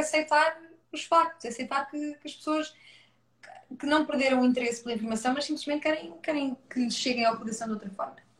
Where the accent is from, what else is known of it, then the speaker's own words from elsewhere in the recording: Leiria, Centro, Portugal; also born or lived in Coimbra; nasci em Coimbra, vim muito bebê para Leiria